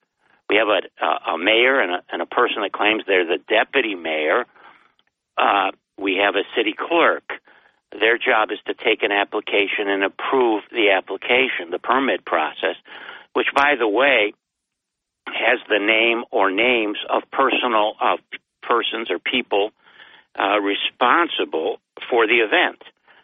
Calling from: Binghamton, New York, United States; It's … in Binghamton.

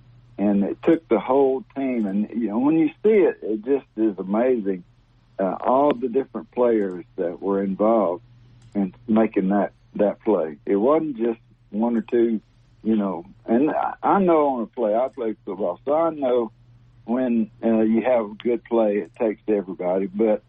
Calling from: Alabaster, Alabama, United States; Alabaster, Alabama.

